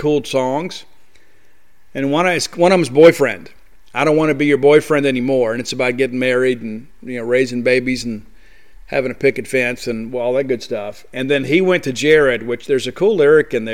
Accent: Columbia, Mississippi, United States; also born or lived in Canton, Mississippi; now in Starkville, United States; I was born in Canton, raised in Columbia, but home is Starkville for me

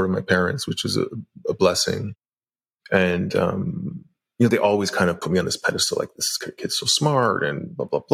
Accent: just north of Toronto, Ontario, Canada; I was born in Toronto area, grew up in, you know, like a middle class, upper middle class area, just north of Toronto

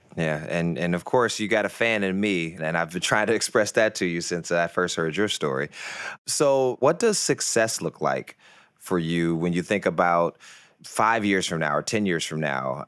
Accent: Detroit, Michigan, United States; I'm from Detroit, actually, uh, from the east side of Detroit

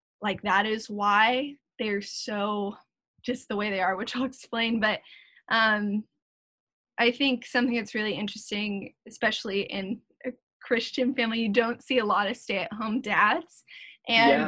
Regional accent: South Orange County, California, United States; also born or lived in Las Vegas, Nevada; I was born in Las Vegas, Nevada. We were not there for long though. My parents wanted to move us. And so I moved to California, specifically South Orange County, when I was two

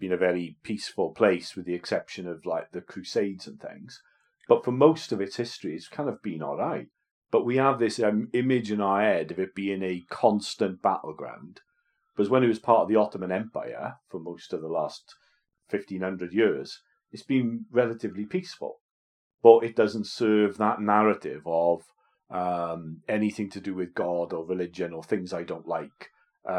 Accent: Wales, United Kingdom

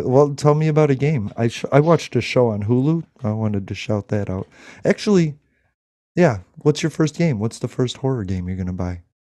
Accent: United States; I love being American

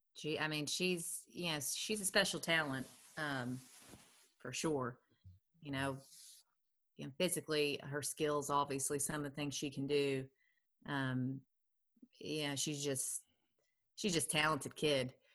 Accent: Lexington, Kentucky, United States; I'm from Lexington, played at Lafayette High School.

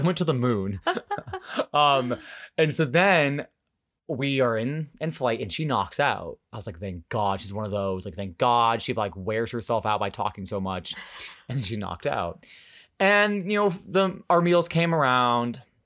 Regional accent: United States; I'm actually from America.

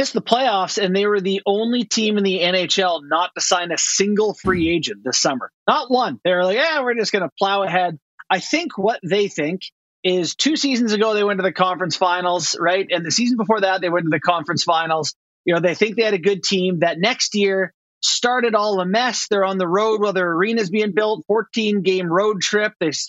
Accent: Canada; also born or lived in Long Island, United States / Los Angeles, United States; Yeah, I was born in Long Island. Yeah, I'm a dual citizen. My dad was with the Islanders, right? So I was born there. We went to LA when he got traded. So yeah, I'm proud to carry my two passports, but I consider myself Canadian.

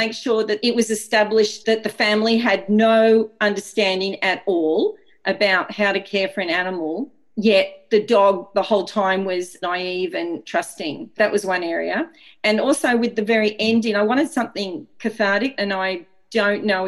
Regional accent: Sydney, New South Wales, Australia; also born or lived in Cook Islands; I'm from Sydney

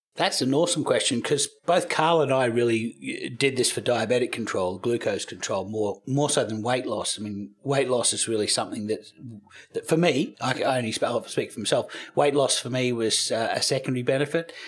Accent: Australia; moved away as an adult; also born or lived in United States; I'm, I'm Australian. We don't have Thanksgiving in Australia, but I lived in America for eight years

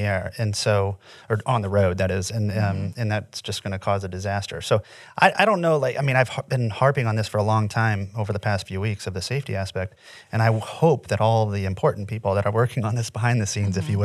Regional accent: Indiana, United States; moved away as an adult; also born or lived in Florida; I I'm from Indiana, in the middle, born and raised in the middle of nowhere.

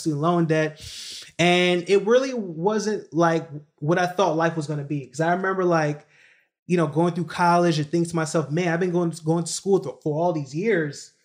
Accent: New York City, New York, United States; moved away as an adult; also born or lived in Kingston, Jamaica / Baltimore, Maryland; I was born in, you know, Kingston, Jamaica, but I was raised in Brooklyn, New York

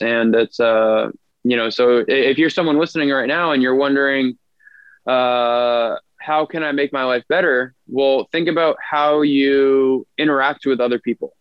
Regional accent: just outside of Boston, Massachusetts, United States; now in Long Beach, United States; I'm originally from Boston, well, just outside of Boston, Massachusetts

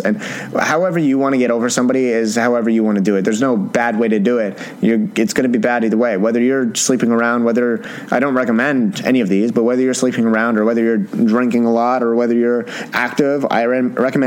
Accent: Canada; I'm Canadian

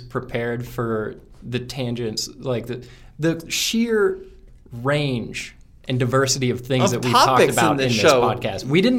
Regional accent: Appalachian Mountains, United States; now in Colorado, United States; I'm from the Appalachian Mountains

